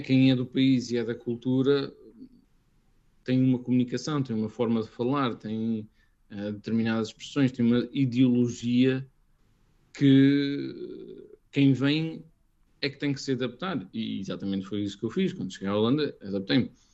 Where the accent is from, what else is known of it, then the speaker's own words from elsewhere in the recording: Portugal; also born or lived in Brazil / Northern Europe; a familiaridade de estar a falar português, conhecer a minha terra